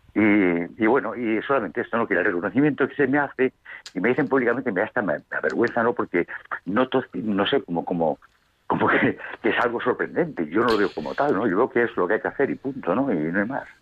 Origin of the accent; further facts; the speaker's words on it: Madrid, Community of Madrid, Spain; also born or lived in Jaén; mi ciudad natal de Madrid